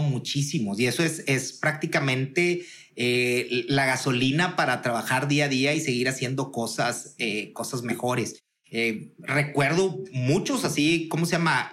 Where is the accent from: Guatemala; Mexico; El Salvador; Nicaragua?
Mexico; Monterrey, Nuevo León; Yo soy eh, empresario regiomontano